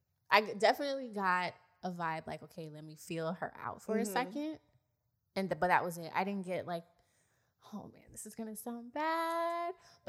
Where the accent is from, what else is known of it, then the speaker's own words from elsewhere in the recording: Miami, Florida, United States; we were raised in Miami, in the parts of Miami that are not favorable.